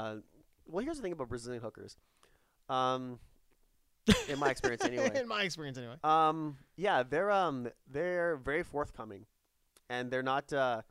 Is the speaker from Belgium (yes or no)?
no; Canada; I'm from Canada.